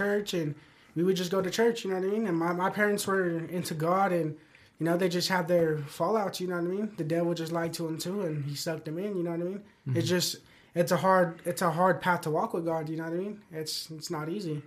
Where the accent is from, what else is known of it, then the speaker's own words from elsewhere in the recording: Pueblo, Colorado, United States; Born and raised in Pueblo, Colorado